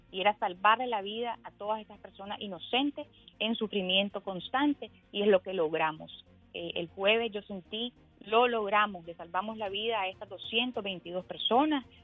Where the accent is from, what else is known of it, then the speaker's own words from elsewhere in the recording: Nicaragua; moved away as an adult; now in United States; la esperanza que tenemos como nicaragüenses es que esta crisis sociopolítica se resuelva ya que los nicaragüenses merecemos vivir en paz, con justicia y libertad.